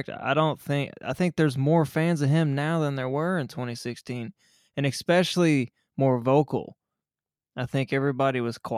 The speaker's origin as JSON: {"language": "English", "country": "United States", "said": "I'm American."}